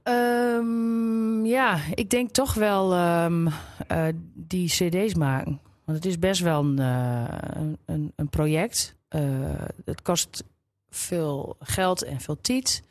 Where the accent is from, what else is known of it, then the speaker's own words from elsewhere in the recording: Grolloo, Drenthe, Netherlands; accent: Drents; zo in de loop van de jaren ben ik wel echt uh, nou, uh, sticker Drents